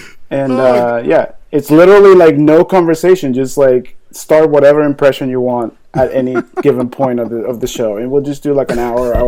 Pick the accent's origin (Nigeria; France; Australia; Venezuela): Venezuela; moved away as an adult; now in Florida, United States; I'm originally from South America, like in Venezuela or whatever. And I moved here when I was 21 years old.